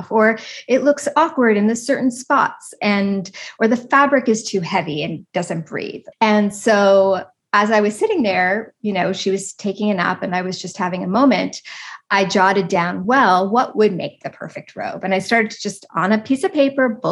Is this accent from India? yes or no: no; East Coast of Canada, Canada; I'm Canadian. I grew up on the East Coast of Canada.